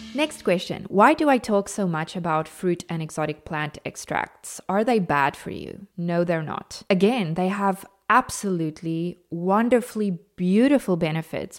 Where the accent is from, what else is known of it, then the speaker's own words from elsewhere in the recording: South Africa; I am natively South African